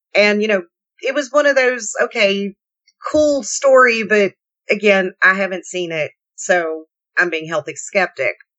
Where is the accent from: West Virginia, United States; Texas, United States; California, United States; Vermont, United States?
West Virginia, United States; now in Kentucky, United States; I grew up in West Virginia